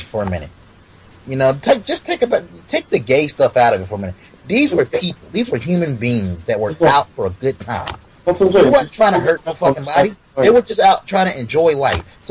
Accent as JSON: {"language": "English", "town": "Philadelphia", "region": "Pennsylvania", "country": "United States", "said": "me and Tony, we're from Philly"}